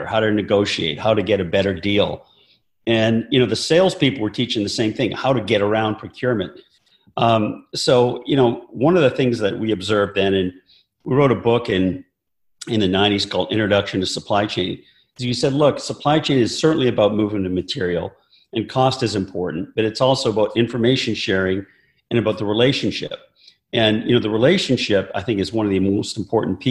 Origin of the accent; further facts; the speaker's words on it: Calgary, Alberta, Canada; moved away as an adult; also born or lived in North Carolina / Michigan; I grew up in Calgary, Alberta. I'm Canadian originally.